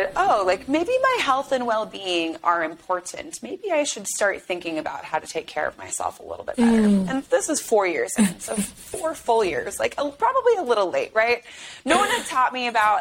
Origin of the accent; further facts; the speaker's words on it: Chicago, Illinois, United States; moved away as an adult; also born or lived in New England / Washington, D.C.; I grew up in Chicago, left for college, went to New England